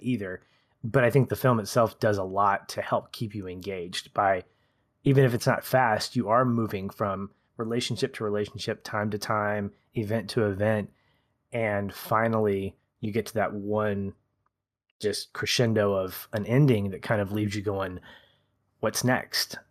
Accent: United States; as an American

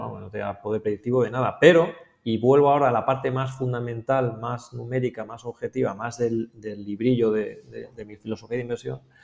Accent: Spain; moved away; siendo español viviendo aquí

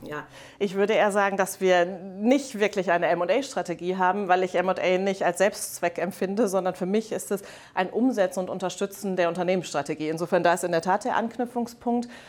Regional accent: Rhineland, Germany; moved away as an adult; also born or lived in Netherlands; ich komme ursprünglich aus dem Rheinland

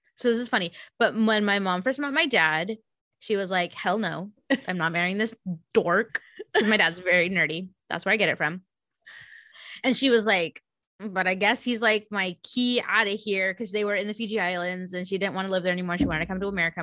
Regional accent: San Jose, California, United States; I grew up in San Jose

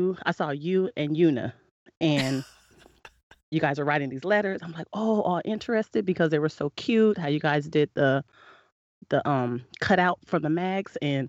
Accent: San Diego, California, United States; From the barrio.

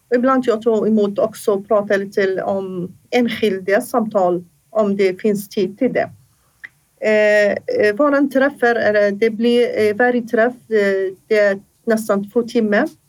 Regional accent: Iraq; first language Assyrian; Swedish is a second language; moved away as an adult; now in Sweden; I min hemland jag var hälso och idrottslärare. Jag läste, under, jag läste där i Irak till hälso och idrottslärare

